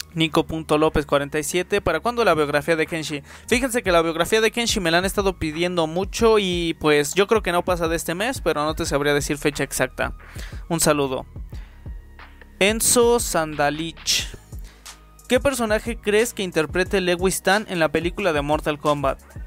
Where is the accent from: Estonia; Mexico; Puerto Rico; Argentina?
Mexico; Yo también soy de México